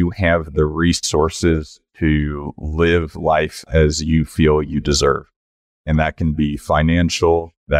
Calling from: Colorado Springs, Colorado, United States; Colorado Springs, Colorado.

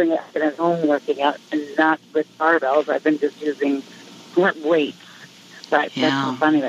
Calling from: Massachusetts, United States; From Massachusetts.

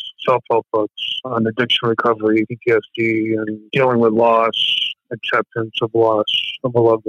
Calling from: Worcester, Massachusetts, United States; I'm calling from Worcester, Massachusetts, or how you guys would say it, Worcester.

